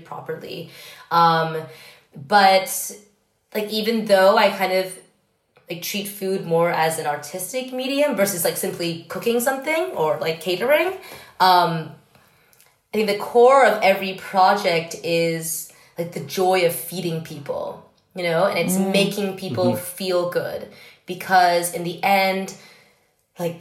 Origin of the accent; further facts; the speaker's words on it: New York, United States; growing up in New York